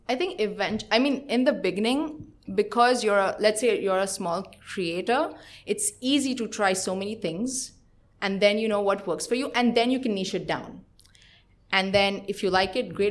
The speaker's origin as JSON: {"language": "English", "country": "India", "tie": "born or raised there", "moved": "as an adult", "lives_now": "Israel", "said": "I am born and brought up in India, and I made Aliyah, which is moving to Israel about three years ago."}